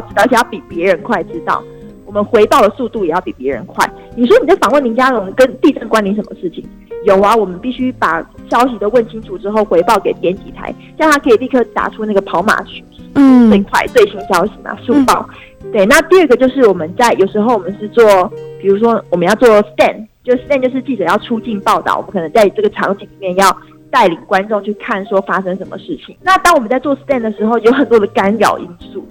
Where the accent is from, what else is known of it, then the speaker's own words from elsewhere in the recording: Tainan, Taiwan; 因为我身为台南人嘛